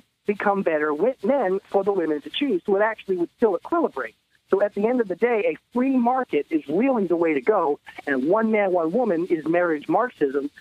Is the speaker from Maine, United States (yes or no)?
yes; Portland, Maine, United States; I'm from the other Portland, I'm from Maine